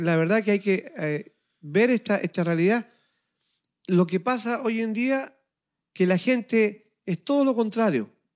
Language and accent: Spanish; Chile; now in Montreal, Canada; de Chile, de mi tierra, de mi país, estando yo aquí en Montreal, Canadá